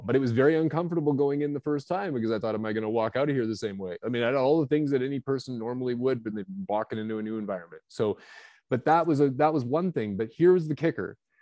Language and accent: English; British Columbia, Canada; also born or lived in Vancouver area, British Columbia; now in Kelowna, Canada; now I'm from Canada. I'm up here in Kelowna, British Columbia, Canada.